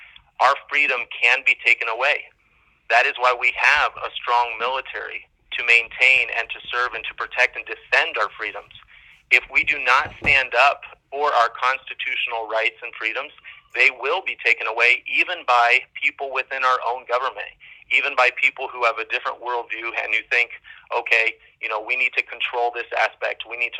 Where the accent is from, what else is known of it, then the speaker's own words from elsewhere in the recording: Brazil; now in United States; I grew up overseas in Brazil.